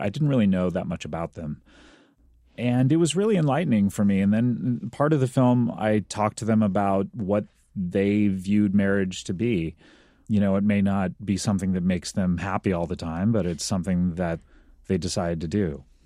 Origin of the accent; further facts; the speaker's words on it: Orange County, California, United States; I grew up in Orange County, uh, California